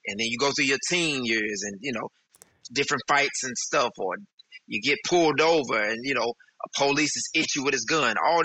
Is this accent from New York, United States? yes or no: no; St. Louis, Missouri, United States; moved away as an adult; now in Texas, United States; we moved from St. Louis down to Texas, and so I'm in a totally different environment